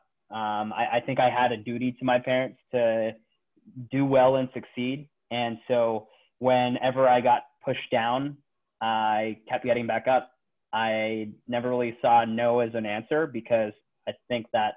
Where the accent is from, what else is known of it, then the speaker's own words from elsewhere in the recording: Bay Area, California, United States; moved away as an adult; also born or lived in Philippines; now in Seattle, United States; my whole life has pretty much been in the Bay Area. I was born in the Philippines, but was raised in California.